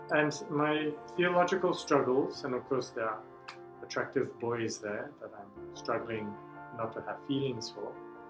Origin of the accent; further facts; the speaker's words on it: Singapore; moved away as an adult; now in United States; I didn't use his first name because I came from Singapore and everyone's a sir.